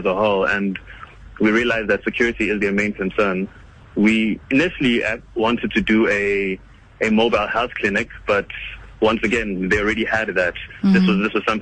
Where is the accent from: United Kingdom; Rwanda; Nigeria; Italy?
Rwanda; now in South Africa; I'm from Rwanda, originally